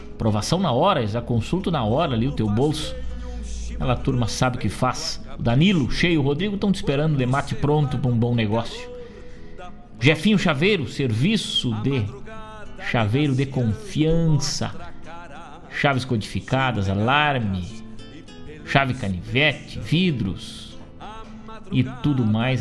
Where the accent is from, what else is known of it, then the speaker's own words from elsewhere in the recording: Rosário do Sul, Rio Grande do Sul, Brazil; minha terra natal, Rosário do Sul